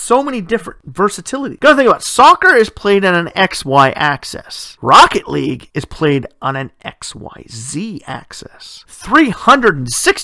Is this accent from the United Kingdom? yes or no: no; Canada; I come from Canada